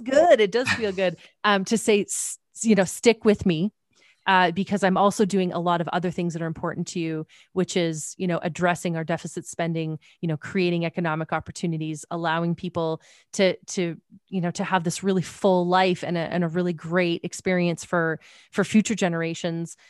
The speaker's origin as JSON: {"language": "English", "country": "Canada", "said": "I'm Canadian"}